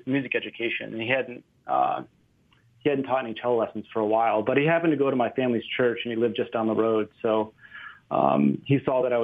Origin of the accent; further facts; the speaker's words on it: Northwest Indiana, United States; also born or lived in Maryland; now in Oakland, United States; I grew up in Indiana. Originally, my family lived in Maryland, and when I was younger, we moved to the Northwest Indiana area just outside of Chicago